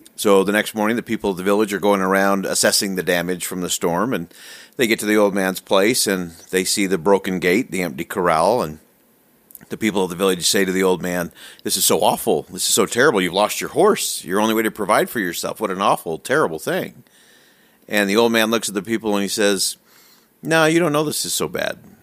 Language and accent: English; Salt Lake City, Utah, United States; I actually just grew up in, uh, Salt Lake in the Holiday Cottonwood area there